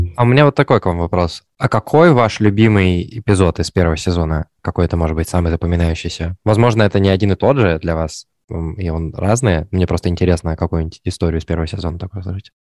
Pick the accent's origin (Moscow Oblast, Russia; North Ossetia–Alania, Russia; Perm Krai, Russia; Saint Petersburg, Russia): Perm Krai, Russia; Perm; moved away; я из Перми